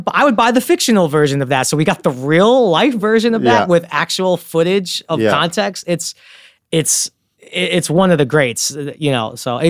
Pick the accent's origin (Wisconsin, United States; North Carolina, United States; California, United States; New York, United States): New York, United States; Brooklyn; I grew up in Bensonhurst, Brooklyn in the 90s, which is an amazing place to grow up.